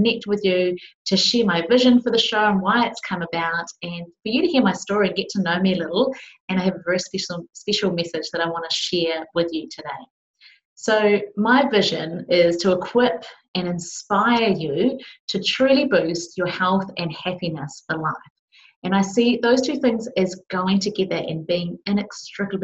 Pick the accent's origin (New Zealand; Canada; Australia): New Zealand; Palmerston North, Manawatū-Whanganui; I was just a young kid growing up in Palmerston North, New Zealand, small city in New Zealand.